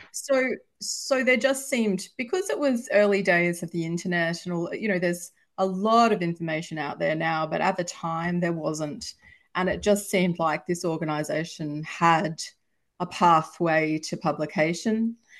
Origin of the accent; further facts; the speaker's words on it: Australia; I've published in Australia, if you can probably tell from my accent, that's where I'm from